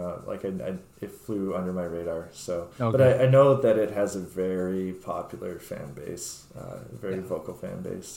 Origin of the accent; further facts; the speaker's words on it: Edmonton, Alberta, Canada; moved away; also born or lived in Vancouver; Like most kids growing up in Edmonton, I was a big fan of hockey and the Oilers at the time